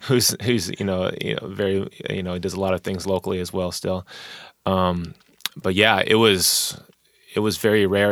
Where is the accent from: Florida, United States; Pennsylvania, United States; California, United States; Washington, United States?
Washington, United States; Tacoma; born or raised there; also born or lived in Wichita, Kansas